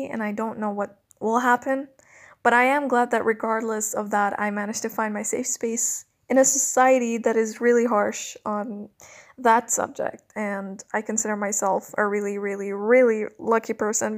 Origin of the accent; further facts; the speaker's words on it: Cairo, Cairo Governorate, Egypt; I'm a 22-year-old lesbian born and raised in Cairo, Egypt.